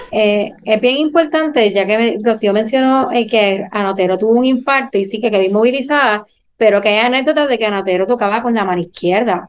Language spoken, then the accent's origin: Spanish; Puerto Rico